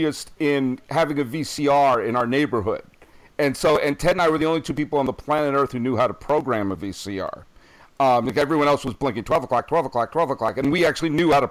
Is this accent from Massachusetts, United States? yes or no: yes; Weston, Massachusetts, United States; We grew up in Weston, which is out near Wayland and Waltham